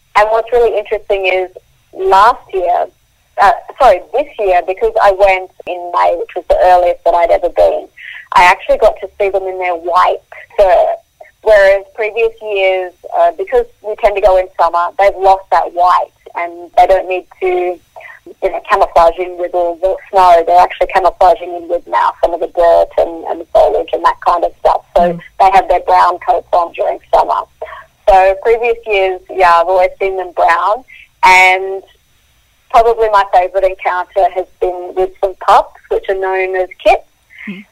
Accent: Queensland, Australia; also born or lived in South Africa; I grew up in Queensland, so I'm used to the warm.

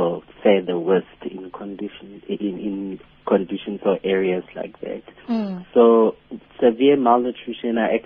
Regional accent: Lichtenburg, North West, South Africa; moved away; also born or lived in KwaZulu-Natal; I'm a 29-year-old and from a small suburban area, Lichtenburg, in the Northwest Province.

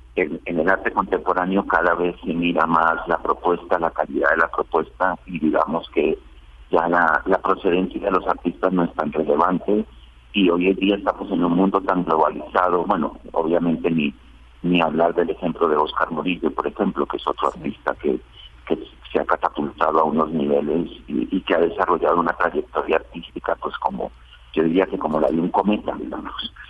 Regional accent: Colombia; moved away as an adult; now in Spain; desde hace 20 años que vivo en España, porque yo soy colombiano, pero resido allí

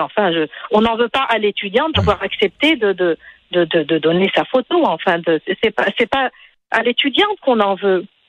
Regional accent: Tunisia; now in Quebec, Canada; je suis tunisienne

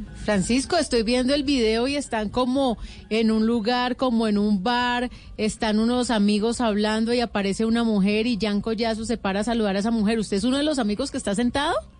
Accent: Cali, Valle del Cauca, Colombia; Yo soy de Cali

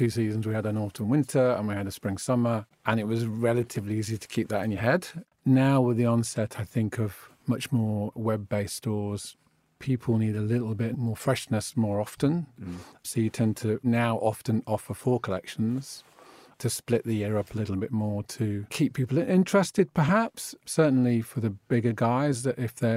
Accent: United Kingdom; I'm British, that's what I am, that's what my passport says, but it's genuinely what I am

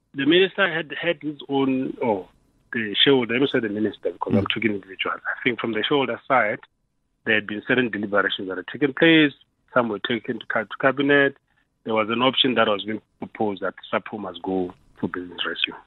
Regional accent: South Africa; as South Africans

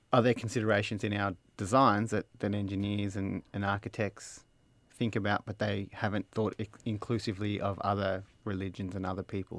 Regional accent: Australia; accent: broad Australian; I have a very broad Australian accent

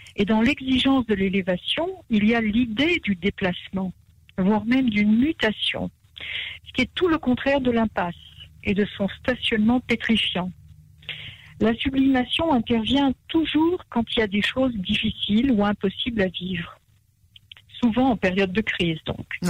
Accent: Marrakesh, Marrakesh-Safi, Morocco; je suis née à Marrakech.

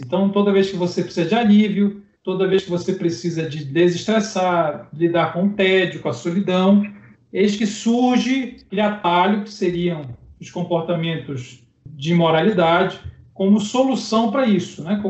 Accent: Belém, Pará, Brazil; now in Belo Horizonte, Brazil; eu moro em Belo Horizonte, sou natural de Belém do Pará

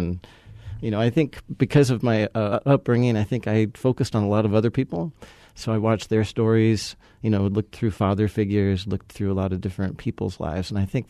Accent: California, United States; So I'd say I grew up in California. You don't have to hold that against me.

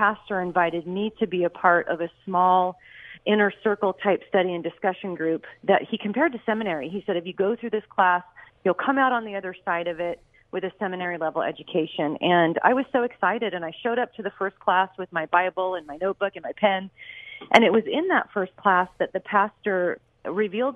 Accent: Los Angeles, California, United States; moved away as an adult; I grew up in the San Fernando Valley and Northridge and Chatsworth, and haven't been there since about 1999. I mean, I haven't lived there at least since then, but yep, that's where I was born and raised.

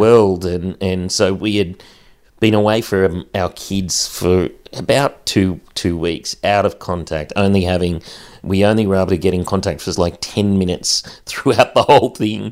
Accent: central west New South Wales, Australia; Growing up in the bush, growing up in a small community

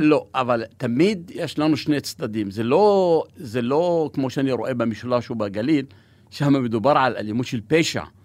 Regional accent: Negev, Southern District, Israel; Hebrew is a second language; also born or lived in Kuseife / northern Israel; כבדואי שגדל במדבר באוהל, אנחנו פוטנציאל עצום בנגב

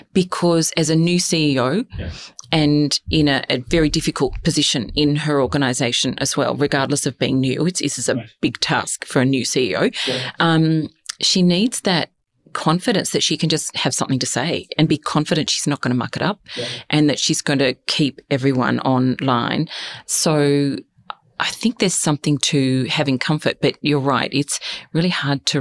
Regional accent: past Hamilton, Western Victoria, Australia; moved away; also born or lived in Adelaide / Hong Kong; I said, oh, Western Victoria. Oh, where? Oh, past Hamilton

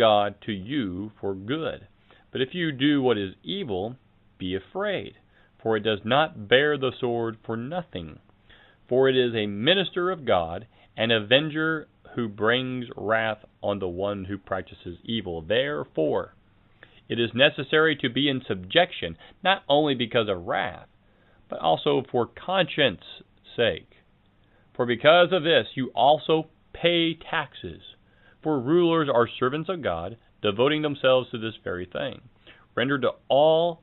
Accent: United States; As an American

